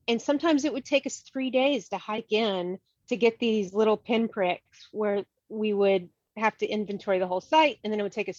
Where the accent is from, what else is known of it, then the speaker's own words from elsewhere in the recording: Hampton Roads region of Virginia, United States; moved away; I'm from the Hampton Roads region of Virginia originally, so otherwise regionally known as the Tidewater. I grew up in a small-ish fishing village.